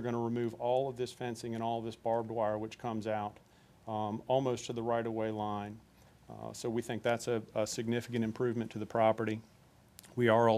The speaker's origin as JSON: {"language": "English", "town": "Norfolk", "region": "Virginia", "country": "United States", "tie": "born or raised there", "said": "I grew up on Armster Bridge Road in West Ghent, and I only mention that because I grew up playing Little League at Bluebird Park"}